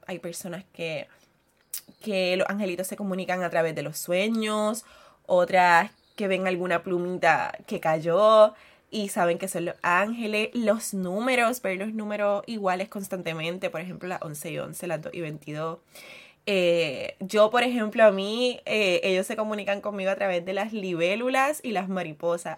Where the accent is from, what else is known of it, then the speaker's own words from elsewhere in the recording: Puerto Rico; soy puertorriqueña